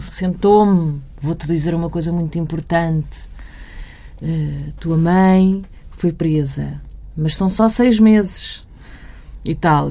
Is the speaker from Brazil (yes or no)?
no; Barreiro, Lisbon, Portugal; cresci no Barreiro